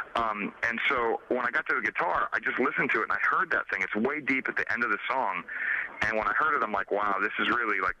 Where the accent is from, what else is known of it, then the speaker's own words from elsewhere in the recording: New York City, New York, United States; also born or lived in Phoenix, Arizona; now in Los Angeles, United States; growing up in New York